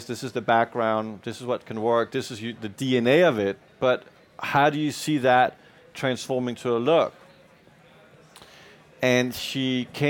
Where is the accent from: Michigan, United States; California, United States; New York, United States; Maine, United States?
New York, United States; English is a second language; also born or lived in Denmark; I didn't grow up in Denmark. I grew up in New York. So I may have a Danish passport, but I'm a New Yorker by heart